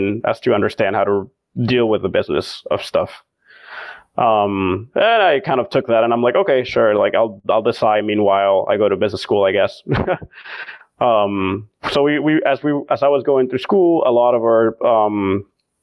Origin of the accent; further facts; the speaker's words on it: Venezuela; moved away; also born or lived in Miami / Boston; to have left my country so abruptly